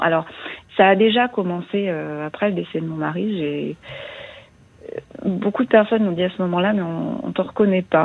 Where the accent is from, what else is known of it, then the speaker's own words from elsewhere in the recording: eastern France, France; moved away as an adult; also born or lived in Paris region; now in Lyon region, France; je suis restée dans ma région d'origine, euh, dans l'Est de la France, pendant 25 ans, et puis 25 ans ici